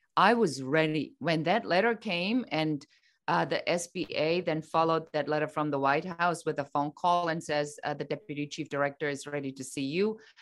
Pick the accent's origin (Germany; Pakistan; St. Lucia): Germany; moved away as an adult; now in United States; I'm originally from Germany